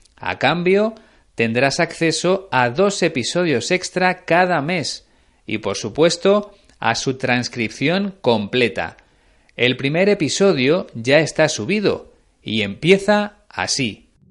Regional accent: Spain; mi país

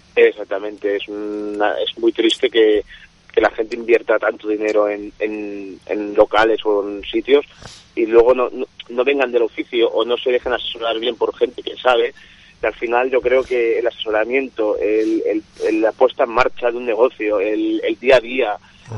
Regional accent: Barcelona, Catalonia, Spain; yo vengo de una casa, mm, un restaurante muy pequeñito, pero muy emblemático, eh, situado en Barcelona

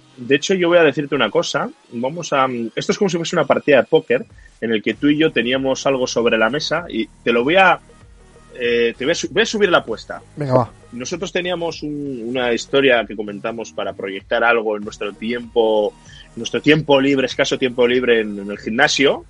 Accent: Bilbao, Basque Country, Spain; somos de Bilbao

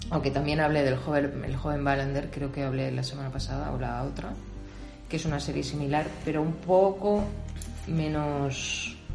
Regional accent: Spain; siendo española, que no soy fan de las series españolas

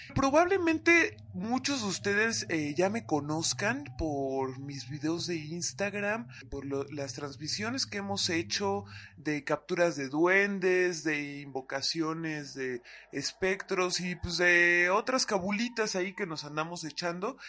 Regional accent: Atizapán, State of Mexico, Mexico; nací y crecí en Atizapán, en el Estado de México

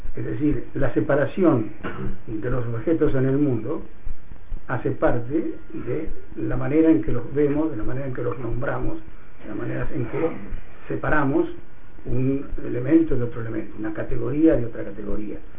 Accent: Argentina; born or raised there; moved away

